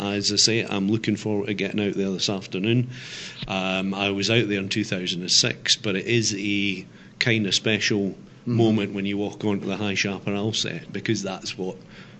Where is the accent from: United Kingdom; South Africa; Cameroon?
United Kingdom; Scotland; The accent might give that away. I'm originally Scottish. My mum's from Yorkshire, but I am Scottish.